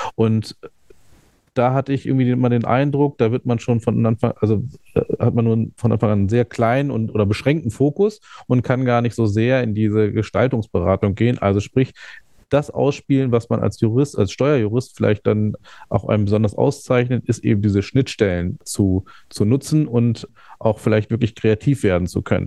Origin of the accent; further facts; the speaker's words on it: Hanover, Lower Saxony, Germany; ich bin in Hannover geboren und aufgewachsen